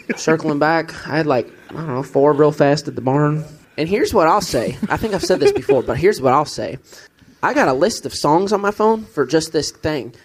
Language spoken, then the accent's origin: English; Kentucky, United States; I'm from Kentucky.